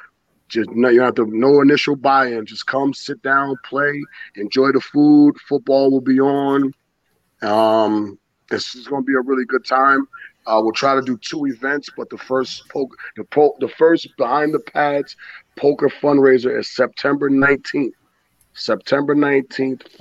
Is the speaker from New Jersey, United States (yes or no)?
yes; New Jersey, United States; moved away; also born or lived in Rhode Island; I'm just from New Jersey